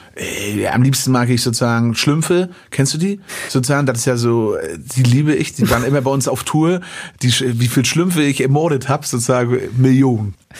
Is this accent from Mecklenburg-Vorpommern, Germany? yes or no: yes; Western Pomerania, Mecklenburg-Vorpommern, Germany; ich wachse in Vorpommern